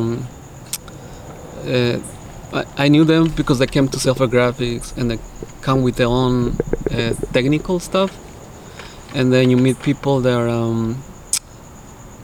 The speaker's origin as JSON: {"language": "English", "region": "Veracruz", "country": "Mexico", "moved": "yes", "lives_now": "Los Angeles, United States", "said": "I'm from Veracruz"}